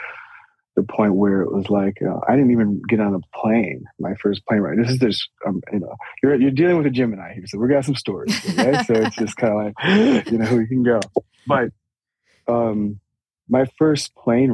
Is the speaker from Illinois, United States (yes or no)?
yes; Chicago, Illinois, United States; I'm from Chicago, born and raised